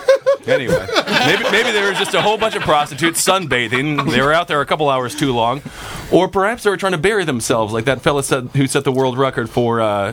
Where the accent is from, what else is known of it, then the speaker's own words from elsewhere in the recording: Milwaukee, Wisconsin, United States; Well, it's my hometown serial killer.